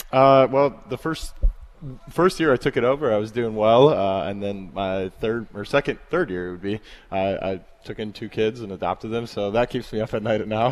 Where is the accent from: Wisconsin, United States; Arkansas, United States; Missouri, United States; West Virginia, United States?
Wisconsin, United States; Hales Corners; I'm from Hales Corners as well, so I was one of the feeder schools